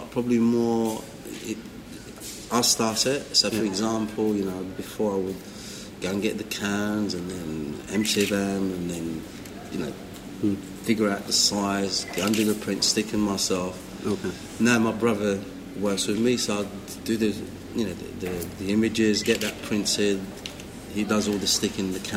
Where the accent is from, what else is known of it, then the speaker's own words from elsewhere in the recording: London, United Kingdom; For example, growing up in London